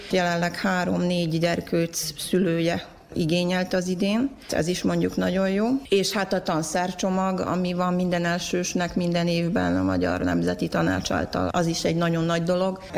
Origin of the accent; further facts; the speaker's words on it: Kupusina, Vojvodina, Serbia; also born or lived in Sombor; Nem vagyok zombori, kopuszinai vagyok. Zomborban születtem, de hát kopuszinán van a családom, ott élek